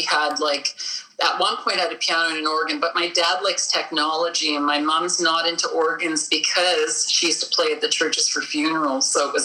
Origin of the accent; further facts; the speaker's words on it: Winnipeg, Manitoba, Canada; I'm from Winnipeg